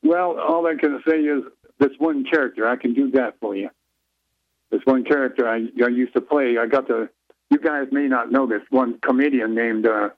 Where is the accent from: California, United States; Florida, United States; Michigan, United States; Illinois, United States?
Michigan, United States; Detroit; moved away; I come from a show business family up in Detroit anyway, but that's my hometown.